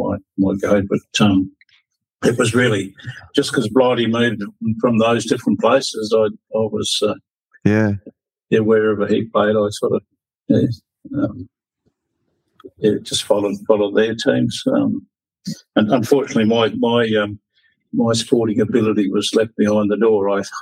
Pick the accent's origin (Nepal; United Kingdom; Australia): Australia; South Australia; born there; And being South Australian born, I thought, well, I'll go for the Crows.